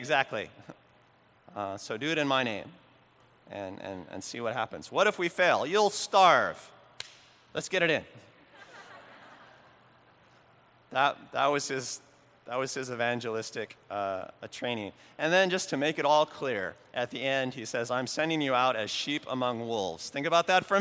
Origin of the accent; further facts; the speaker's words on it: Oregon, United States; the little town where I grew up in Oregon